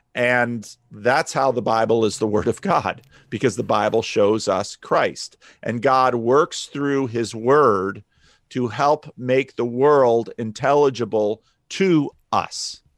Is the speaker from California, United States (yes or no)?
no; New Jersey, United States; growing up in North Jersey